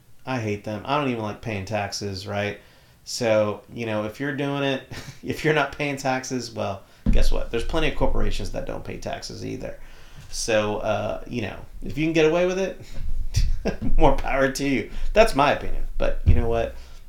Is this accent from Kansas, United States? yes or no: no; Texas, United States; Even in Texas, most Texans understand a little bit of Spanish, and sometimes we talk what's called Spanglish, right?